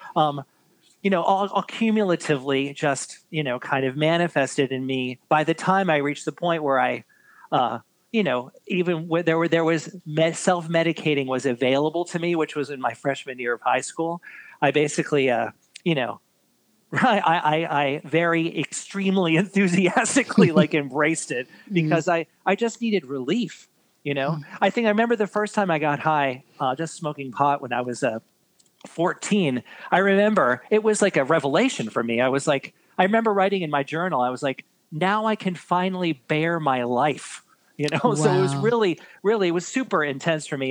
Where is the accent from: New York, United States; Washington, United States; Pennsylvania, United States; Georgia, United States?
New York, United States; New York City; born and born and raised in New York City